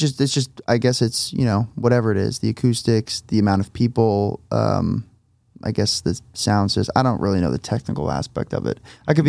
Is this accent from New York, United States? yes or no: no; New Jersey, United States; moved away; I'm from New Jersey, so the East Coast has been definitely something I'm looking forward to.